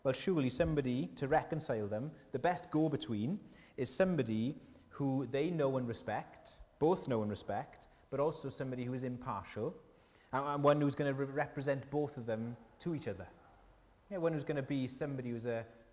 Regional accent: South Wales, United Kingdom; accent: Welsh; And I said, UK. They said, whereabouts? Wales, whereabouts? South Wales

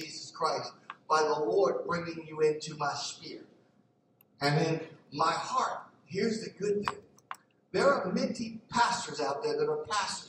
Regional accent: Philadelphia, Pennsylvania, United States; I grew up in North Philly

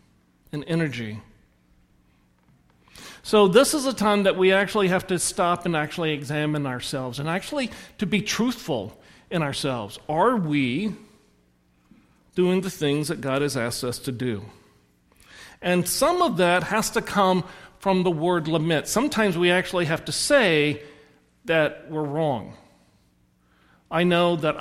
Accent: the South, United States; I'm from the South

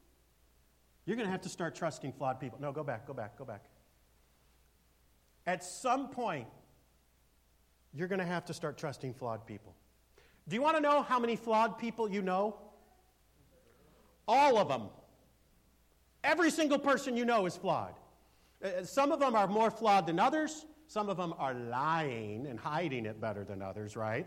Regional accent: United States; as an American

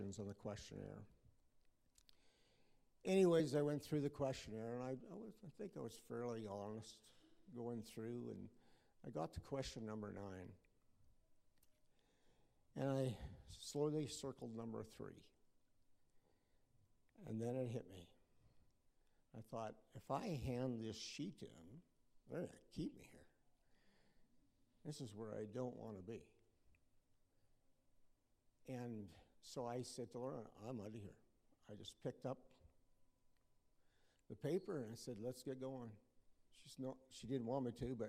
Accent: Lampman, Saskatchewan, Canada; also born or lived in Whitewood, Saskatchewan; I was born in Lampman, and I grew up in Whitewood and Lampman

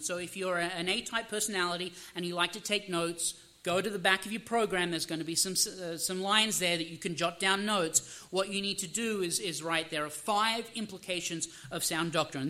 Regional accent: Australia; now in United States; I am Australian by birth. I'm American by citizenship.

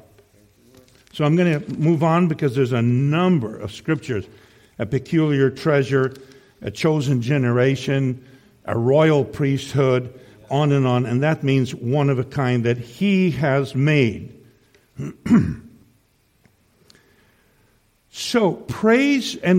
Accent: Saskatchewan, Canada; also born or lived in Tri-Cities; now in Kamloops, Canada; I come from Saskatchewan originally

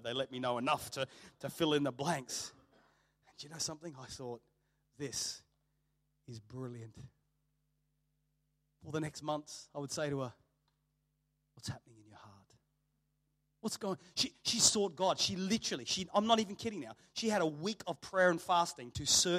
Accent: Australia; people knew I grew up in Australia

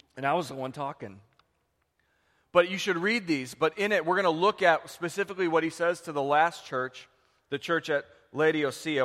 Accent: United States; we live with as American Christians

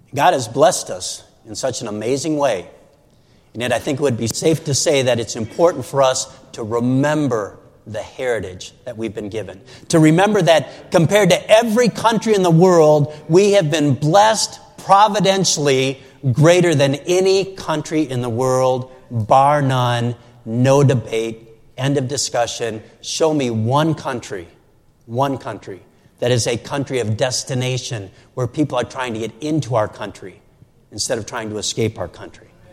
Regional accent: Saint Paul, Minnesota, United States; two hours from my hometown of St. Paul and Minneapolis

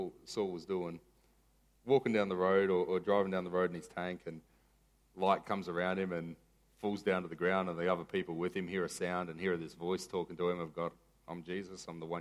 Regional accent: Maroochydore, Queensland, Australia; I was from Maroochy High

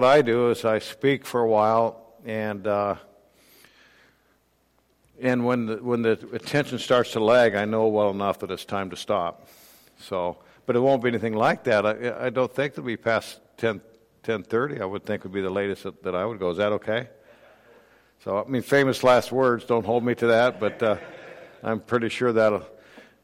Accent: Urbandale, Iowa, United States; moved away; also born or lived in Des Moines, Iowa; I grew up in Urbandale, graduated from Urbandale High School

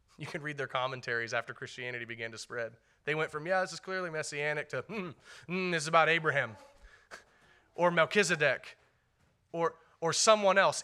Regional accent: United States; We're very American

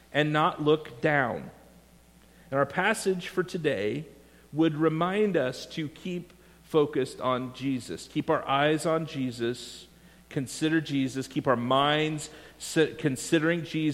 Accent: Iowa, United States; When I was a child growing up in Iowa

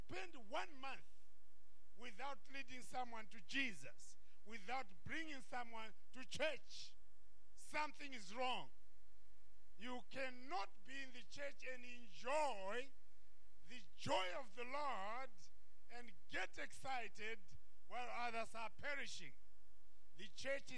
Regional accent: Zimbabwe; also born or lived in Malawi; I was born in Zimbabwe from a Malawian father, a Zambian mother.

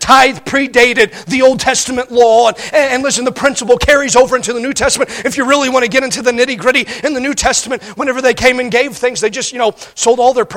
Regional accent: Indiana, United States; now in Montana, United States; When I grew up in Indiana

